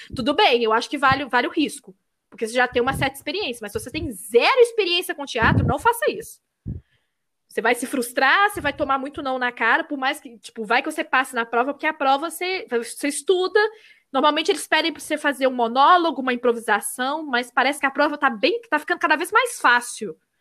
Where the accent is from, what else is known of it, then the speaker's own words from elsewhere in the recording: Minas Gerais, Brazil; accent: mineiro; Mineiro, uhum. eles falam que é o que tem menos sotaque e é real. A gente não tem muito pois